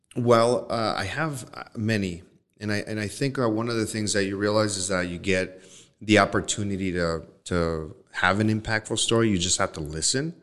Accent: Los Mochis, Sinaloa, Mexico; moved away; I'm from Los Mochis

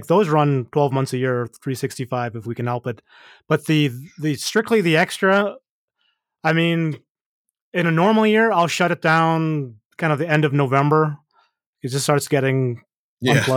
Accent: Canada; me being Canadian

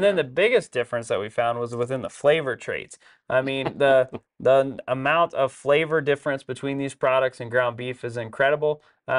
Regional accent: Texas, United States; we're from Texas, of course.

